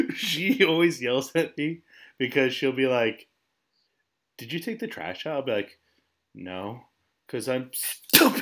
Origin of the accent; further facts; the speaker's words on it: New England, United States; we're from New England. We live in the Northeast of America.